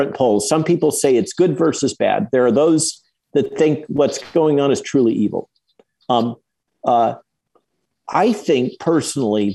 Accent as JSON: {"language": "English", "region": "California", "country": "United States", "tie": "born or raised there", "also_born_or_lived": "Santa Barbara / Chicago", "moved": "as an adult", "lives_now": "Virginia, United States", "said": "I grew up in California."}